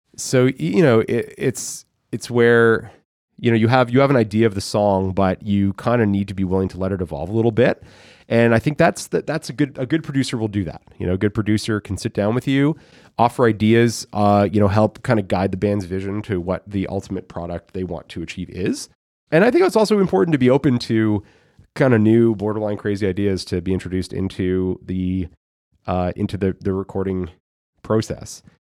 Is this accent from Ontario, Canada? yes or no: yes; Thornhill, Ontario, Canada; moved away; also born or lived in Guelph, Ontario; my own experience growing up in Thornhill